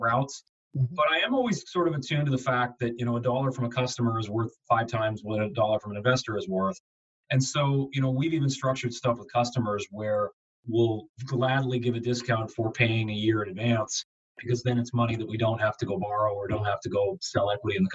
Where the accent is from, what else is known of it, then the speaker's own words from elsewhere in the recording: Southern Ontario, Canada; moved away; also born or lived in Buffalo, New York; I'm from Southern Ontario